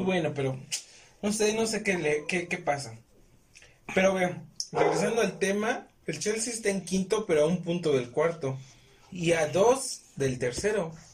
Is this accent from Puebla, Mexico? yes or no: yes; Puebla, Mexico; Somos revivos los poblanos